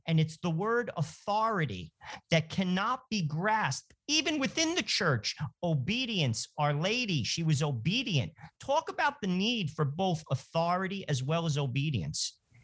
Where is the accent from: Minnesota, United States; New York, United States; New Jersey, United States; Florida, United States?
New Jersey, United States; Joe and I grew up in New Jersey